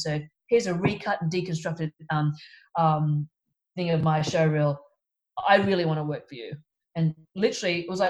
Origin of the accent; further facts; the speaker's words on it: Sydney, New South Wales, Australia; moved away; also born or lived in Melbourne, Australia; I'm from Sydney, but we moved to Melbourne